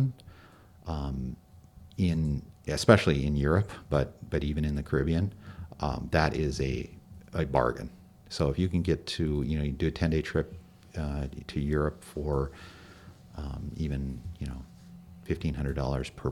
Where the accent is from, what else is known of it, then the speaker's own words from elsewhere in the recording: Minnesota, United States; We're from Minnesota